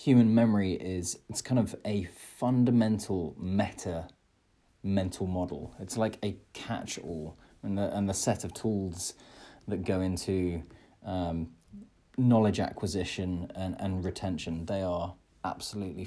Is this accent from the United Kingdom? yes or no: yes; Midlands, United Kingdom; I'm from the Midlands, and I was back home.